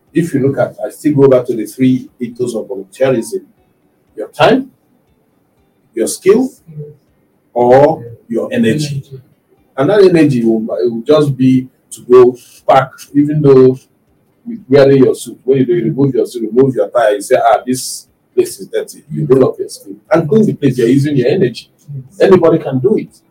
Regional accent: Nigeria

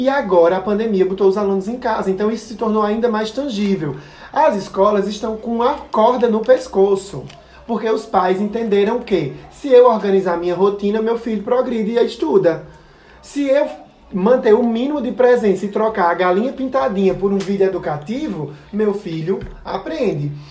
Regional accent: Brazil

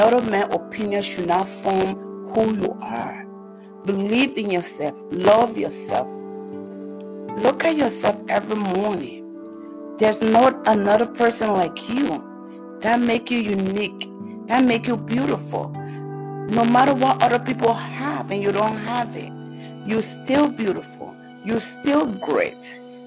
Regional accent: Liberia; moved away; I am from West Africa, Liberia, to be precise. I came to this country as a refugee. And this is the place that I have been for almost 19 years.

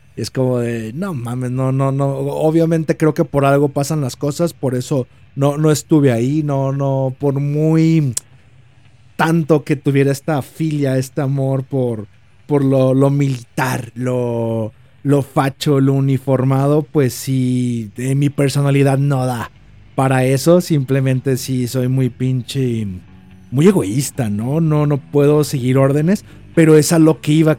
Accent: Mexico

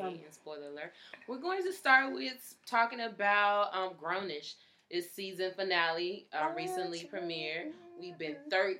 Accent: Texas, United States; Can you tell I'm from Texas?

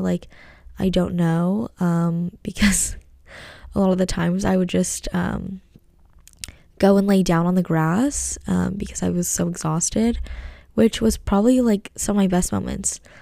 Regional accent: United States; being American and, like, being Asian at home

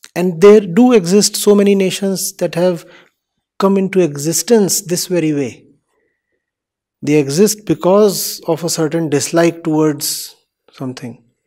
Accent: India; I am an Indian

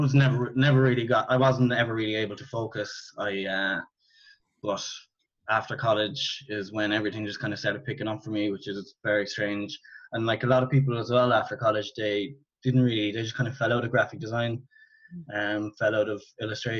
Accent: Cork, Munster, Ireland; I'm from Cork in Ireland. I went to play school, primary school, secondary school, college, all in the town that I grew up in.

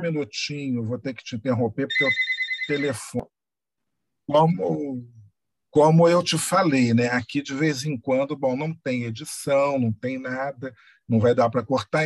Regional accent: Rio de Janeiro, Brazil; Eu, como bom carioca

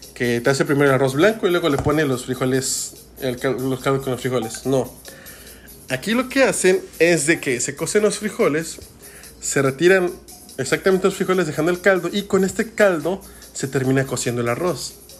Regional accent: Mexico; nuestro país

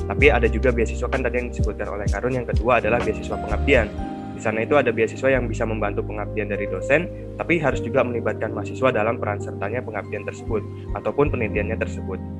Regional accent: Jakarta, Indonesia; contohnya dari daerahku

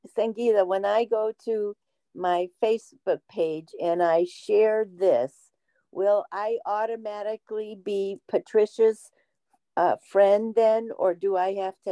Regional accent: Ohio, United States; moved away as an adult; now in West Virginia, United States; I was raised in Ohio, in the northern part of the Midwest

